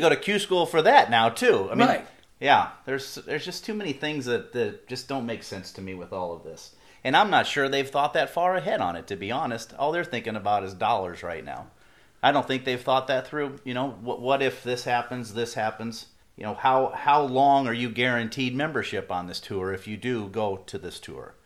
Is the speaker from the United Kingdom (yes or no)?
no; Midwest, United States; what I grew up with in the Midwest